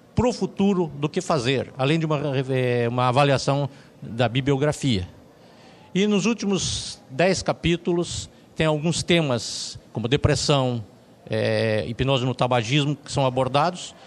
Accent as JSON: {"language": "Portuguese", "town": "Curitiba", "region": "Paraná", "country": "Brazil", "also_born_or_lived": "London", "said": "eu sou de Curitiba, estou em Curitiba"}